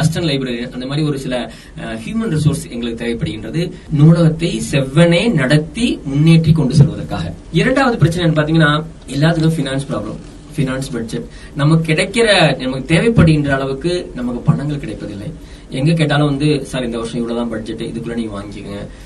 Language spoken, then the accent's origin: Tamil; Dindigul, Tamil Nadu, India; also born or lived in Kerala; நான் திண்டுக்கல்ல பிறந்து வளர்ந்தவன்